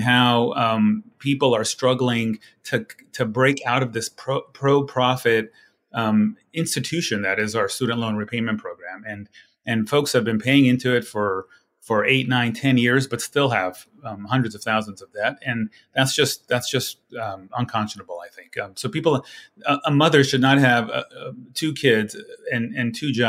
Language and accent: English; California's 30th district, United States; moved away as an adult; also born or lived in Washington, D.C.; I had to quit my job to come back to my hometown here